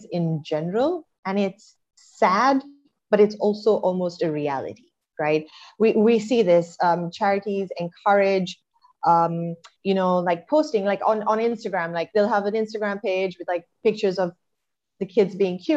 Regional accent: Colombo, Western Province, Sri Lanka; moved away as an adult; also born or lived in United States; I grew up in Colombo

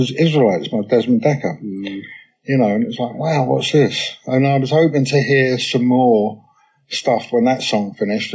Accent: London, United Kingdom; where I was brought up in London, It was a place called Kensal Green

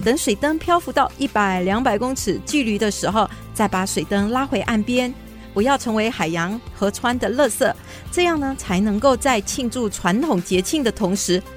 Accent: Johor Bahru, Johor, Malaysia; now in Taiwan; 我们都来自马来西亚的南部柔佛州，嗯。所以我们的家乡就在马来西亚最南端的城市，也就是新山。嗯。我们同样是毕业在新山宽柔中学，这是一所由马来西亚华人社群筹办的华文中学

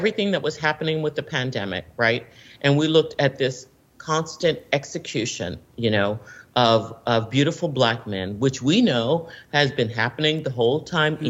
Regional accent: Washington, District of Columbia, United States; I'm born and raised in Washington, D.C., so I've been involved and embraced in the political scene here

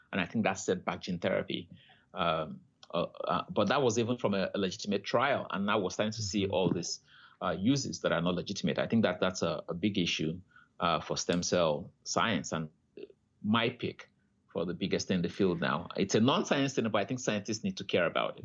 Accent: Nigeria; moved away as an adult; now in Canada; I grew up in Nigeria

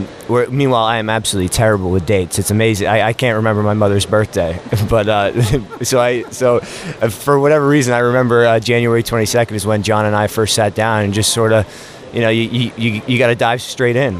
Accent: Boston, Massachusetts, United States; moved away as an adult; also born or lived in South Carolina; I grew up in Boston, Massachusetts

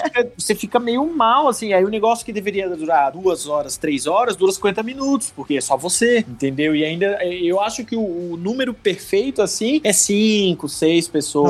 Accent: Santa Catarina, Brazil; sou de Santa Catarina, sou do Sul

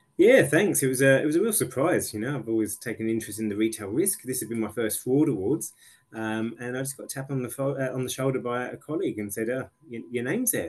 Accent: England, United Kingdom; now in Australia; as an English person

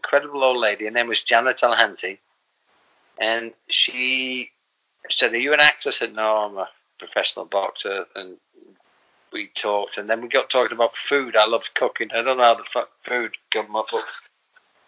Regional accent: the north of England, United Kingdom; moved away as an adult; now in Los Angeles, United States; I'm from England, as you know, and I'm from the north of England, and jokes and stories we grew up with.

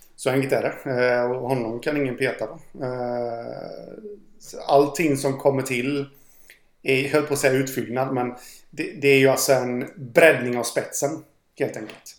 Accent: Jönköping, Jönköping County, Sweden; jag är från Jönköping

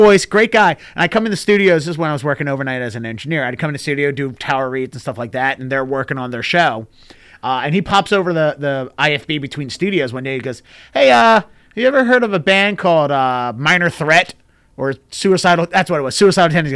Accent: Baltimore, Maryland, United States; I'm from Baltimore

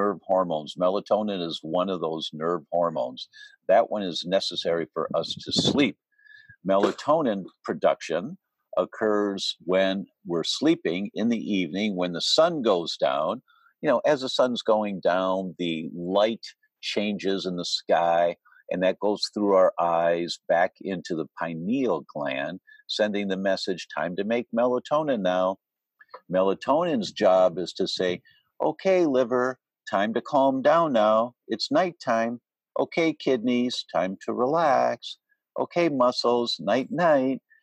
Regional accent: Detroit, Michigan, United States; I grew up in Detroit

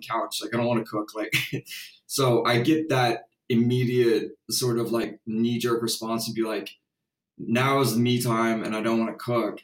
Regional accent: Houston, Texas, United States; I'm from Houston

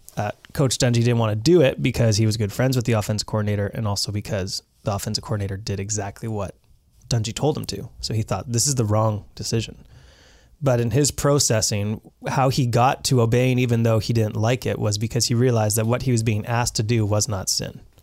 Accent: British Columbia, Canada; we as British Columbians

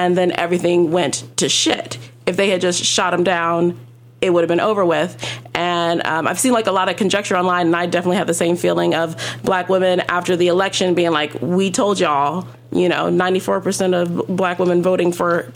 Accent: Los Angeles, California, United States; I am African American, but I grew up in very elite private schools in Los Angeles.

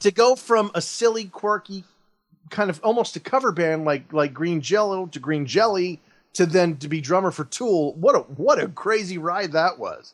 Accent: Oakland, California, United States; I was born in Oakland, raised in the San Francisco Bay Area

